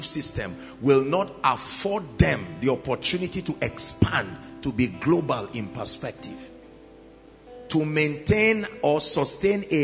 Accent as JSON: {"language": "English", "region": "Plateau", "country": "Nigeria", "said": "I come from Plateau State"}